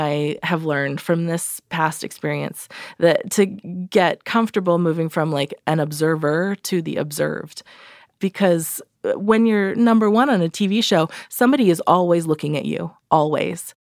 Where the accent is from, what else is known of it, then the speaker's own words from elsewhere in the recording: Redlands, California, United States; I grew up in Redlands, uh, California, Southern California.